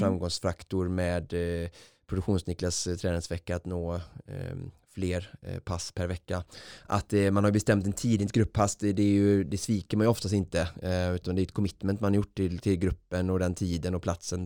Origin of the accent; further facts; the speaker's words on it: Vårgårda, Västra Götaland, Sweden; på fotbollsträning i, i Vårgårda där jag kommer ifrån